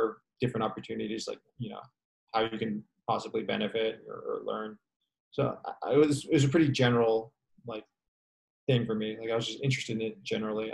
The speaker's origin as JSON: {"language": "English", "town": "San Francisco", "region": "California", "country": "United States", "said": "I'm from San Francisco and I was living in San Francisco during this time"}